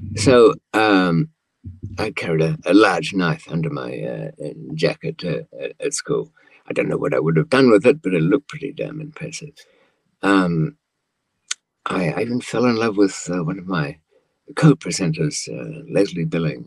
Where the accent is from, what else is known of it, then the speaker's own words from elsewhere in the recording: Australia; accent: old fashioned Australian, somewhat English; moved away; also born or lived in London, United Kingdom; I grew up in Australia for, I suppose, about 15 years